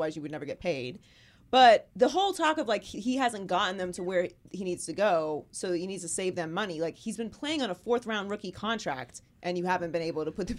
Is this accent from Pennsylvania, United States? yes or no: yes; Pittsburgh, Pennsylvania, United States; Pittsburgh, Pennsylvania.